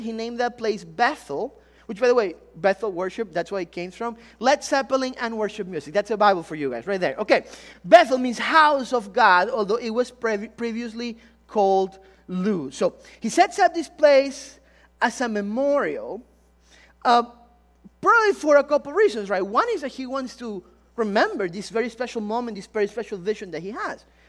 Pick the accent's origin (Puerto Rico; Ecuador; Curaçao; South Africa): Ecuador; moved away; I'm really from Ecuador. Some of you, if the accent didn't give it away